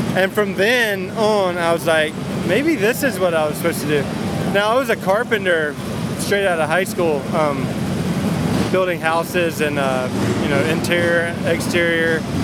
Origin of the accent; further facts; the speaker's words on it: North Carolina, United States; moved away as an adult; also born or lived in Costa Mesa, California; now in California, United States; that's just where I'm from, I'm from the South